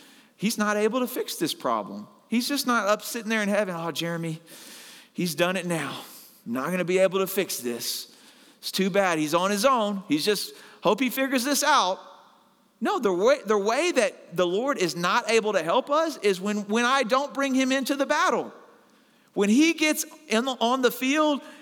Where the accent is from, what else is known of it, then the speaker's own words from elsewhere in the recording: Arkansas, United States; moved away; I'm originally from Arkansas